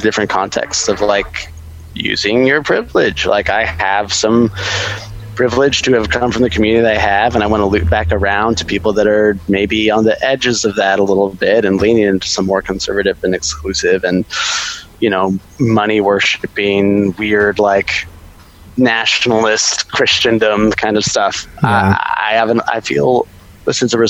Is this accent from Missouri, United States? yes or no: no; Austin, Texas, United States; I grew up in Texas, so that was in Austin